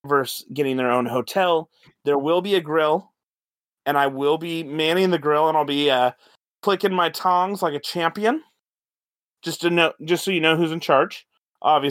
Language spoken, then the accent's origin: English; Texas, United States; moved away; my home state